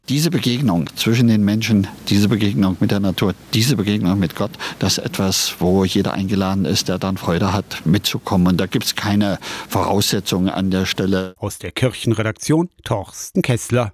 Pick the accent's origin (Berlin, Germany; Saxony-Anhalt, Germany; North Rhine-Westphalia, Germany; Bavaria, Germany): Saxony-Anhalt, Germany; Köthen; aber selber groß geworden in Köthen-Anhalt mit der Jakobskirche